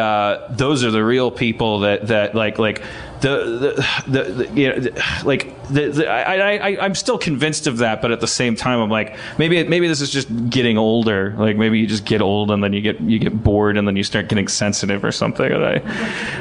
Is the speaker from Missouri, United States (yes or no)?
no; Wisconsin, United States; now in Los Angeles, United States; I'm from Wisconsin